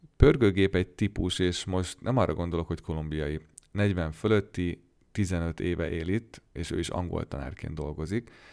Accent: Hungary; moved away as an adult; now in Goldsboro, United States; hogy magyar vagyok

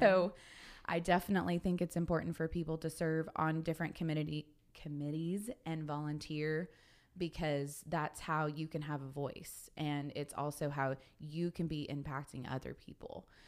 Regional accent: Sapulpa, Oklahoma, United States; also born or lived in Kilgore, Texas; now in Guthrie, United States; I am originally from Sepulpa, Oklahoma

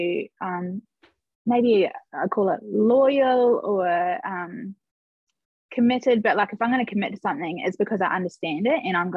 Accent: Christchurch, Canterbury, New Zealand; I'm from Christchurch in New Zealand

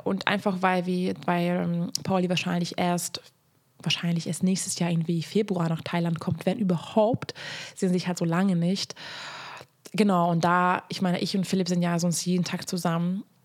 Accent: Hungary; moved away; Also ich komme aus Ungarn

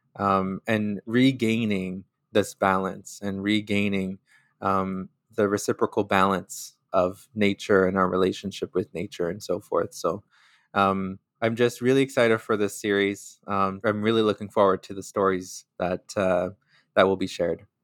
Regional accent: Sturgeon Lake Cree Nation, northern Alberta, Canada; now in Winnipeg, Canada; I am from Sturgeon Lake Cree Nation, which is in Treaty Eight territory in northern Alberta

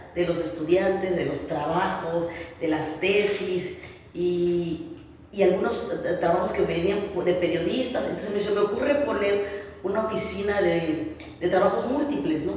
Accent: Chiapas, Mexico; also born or lived in Mexico City; Regreso a Chiapas porque siempre quise ir y volver para hacer algo por, por mi tierra, por Chiapas.

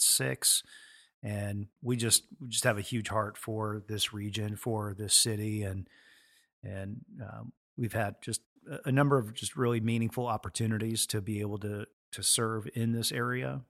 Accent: Edmonds, Washington, United States; born and raised in Edmonds, Washington, so about seven minutes up the road

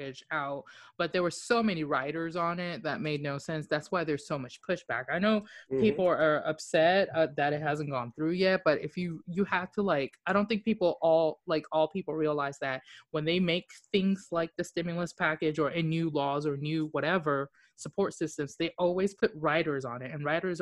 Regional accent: Japan; moved away; I grew up in Japan

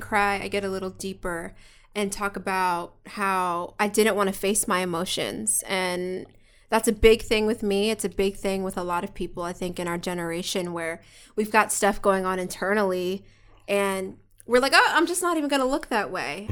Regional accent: Philadelphia, Pennsylvania, United States; now in Los Angeles, United States; We're straight up from Philly.

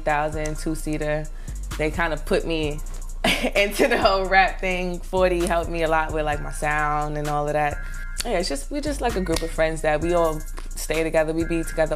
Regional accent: New York City, New York, United States; also born or lived in North Carolina; I'm from Brooklyn, East New York, Cypress Hills Projects. I've been in Brooklyn all my life.

